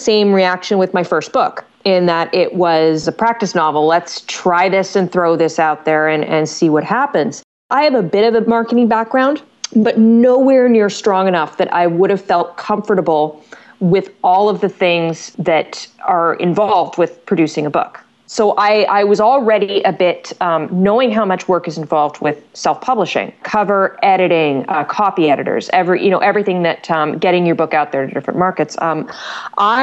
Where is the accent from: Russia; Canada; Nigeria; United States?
Canada; I'm Canadian